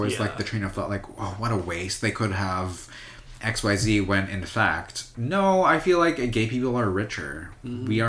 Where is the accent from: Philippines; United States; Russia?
Philippines; me being Filipino